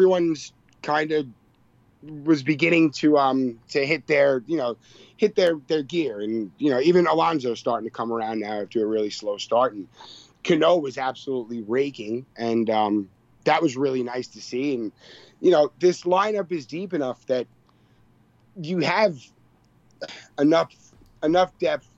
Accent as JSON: {"language": "English", "area": "Long Island", "region": "New York", "country": "United States", "said": "I'm from Long Island"}